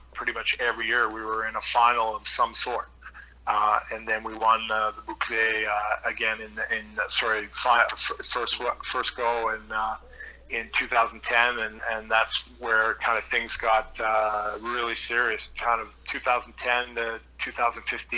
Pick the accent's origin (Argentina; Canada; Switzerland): Canada; Squamish, British Columbia; moved away as an adult; also born or lived in North Vancouver / Wales / France; growing up in Squamish in the late